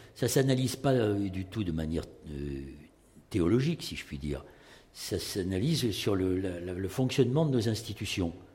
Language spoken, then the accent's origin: French; Bordeaux, Nouvelle-Aquitaine, France; moi, je suis de Bordeaux